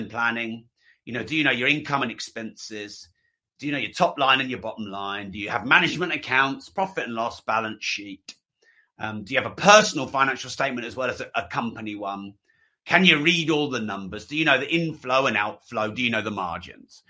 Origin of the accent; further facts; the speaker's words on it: England, United Kingdom; I'm English